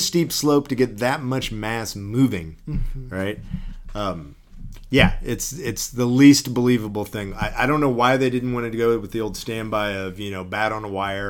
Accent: Texas, United States; I mean, I grew up in Texas

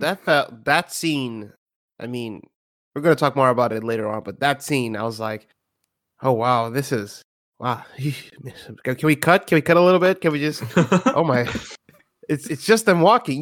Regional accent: Brazil; I'm from Brazil. We didn't have Doctor Who back then

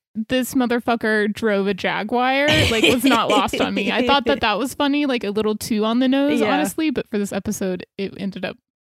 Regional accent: Texas, United States; we're from Texas, so we're so exposed to Spanish

